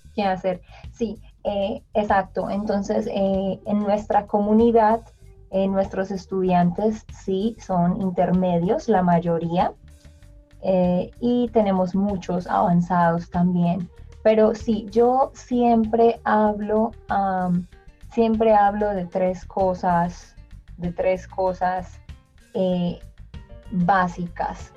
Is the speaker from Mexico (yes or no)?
no; Colombia; yo soy colombiana